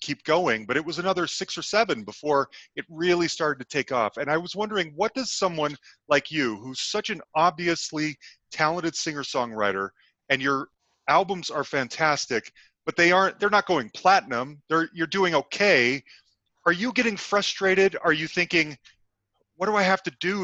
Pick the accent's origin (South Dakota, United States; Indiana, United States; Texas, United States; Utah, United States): Utah, United States; Salt Lake City; also born or lived in Bay Area, California; we're from Salt Lake City, Utah